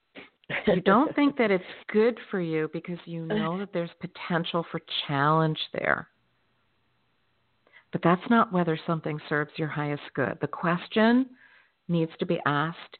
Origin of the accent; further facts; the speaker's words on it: Florida, United States; my home state of Florida